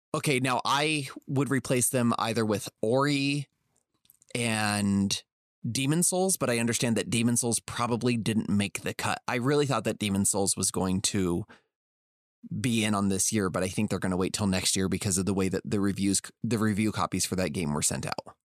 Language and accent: English; Las Vegas, Nevada, United States; born or raised there